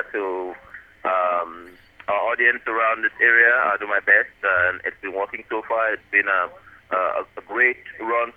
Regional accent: Sierra Leone; moved away as an adult; now in Yolo County, United States; I'm from Sierra Leone

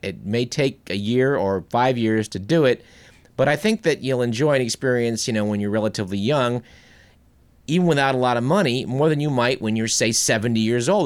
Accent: United States; being an American

